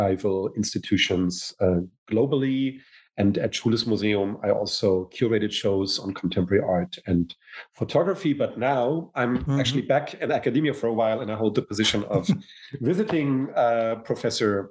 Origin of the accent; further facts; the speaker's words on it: Hamburg, Germany; moved away as an adult; also born or lived in United States; I come from Germany, born in Hamburg, but I've spent my adult life pretty much half in the United States, half in Germany.